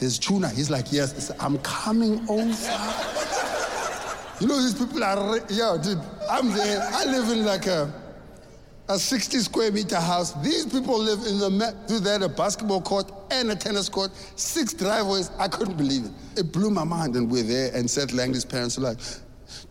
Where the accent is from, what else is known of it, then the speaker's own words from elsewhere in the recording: South Africa; I grew up in South Africa